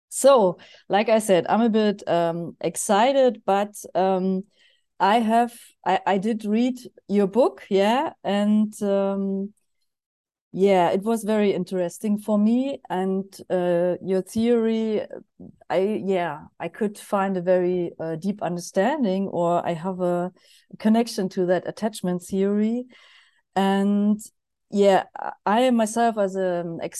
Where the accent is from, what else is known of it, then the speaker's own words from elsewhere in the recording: Germany; from Germany